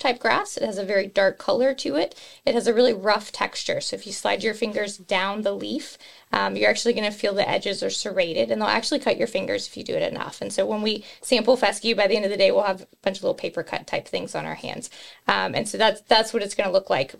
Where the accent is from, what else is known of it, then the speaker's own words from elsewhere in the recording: West Texas, United States; moved away as an adult; now in Kentucky, United States; I am native from West Texas, came here for the Kentucky Corn Management Internship Program back in 2007 and fell in love with industry and never left